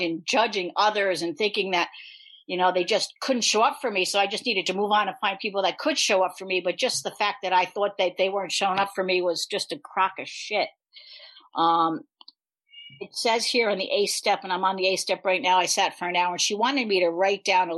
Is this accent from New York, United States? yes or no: yes; New York, United States; I'm from New York.